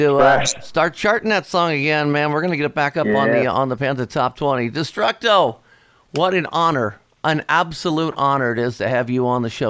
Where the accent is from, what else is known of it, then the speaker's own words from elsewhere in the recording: Dayton, Ohio, United States; Right here in Dayton, Ohio, my hometown.